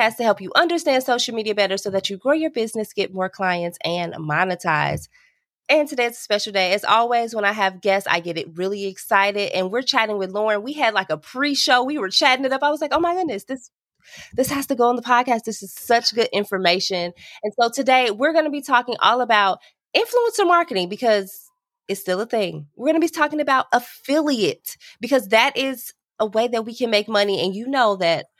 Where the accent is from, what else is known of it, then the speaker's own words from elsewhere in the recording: Chicago, Illinois, United States; I am from Chicago